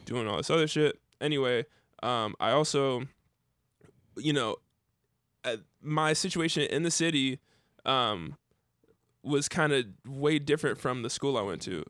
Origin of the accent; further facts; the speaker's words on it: Dayton, Ohio, United States; I grew up in Dayton